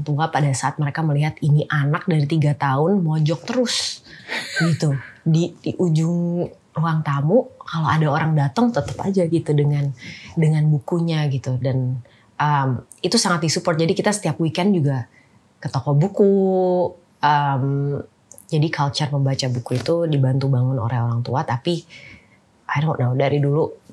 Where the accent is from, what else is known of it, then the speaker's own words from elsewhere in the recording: Jakarta, Indonesia; also born or lived in Oxford, United Kingdom / Stanford, United States; Lahir di Jakarta, um, SD itu di Al Azhar